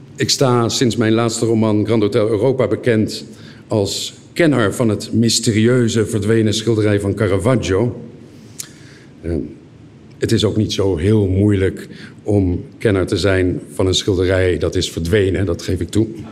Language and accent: Dutch; Leiden, South Holland, Netherlands; moved away as an adult; now in Genoa, Italy; Ik kom ook uit Leiden en woon nu tien jaar in Genua.